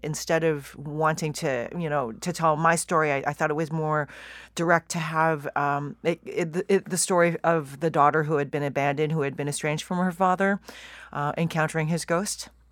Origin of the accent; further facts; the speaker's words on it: Vancouver, British Columbia, Canada; moved away as an adult; also born or lived in Toronto; I really did wanna leave my hometown